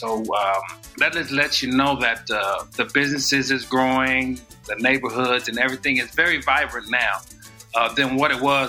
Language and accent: English; Texas, United States; moved away as an adult; now in Puerto Rico; I'm from Texas